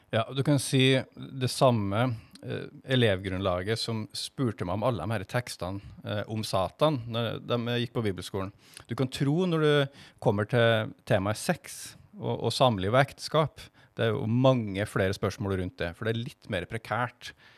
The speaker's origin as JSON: {"language": "Norwegian", "town": "Stjørdal", "region": "Trøndelag", "country": "Norway", "also_born_or_lived": "Stavanger", "moved": "as an adult", "lives_now": "Kristiansand, Norway", "said": "Jeg kommer fra Stjørdal"}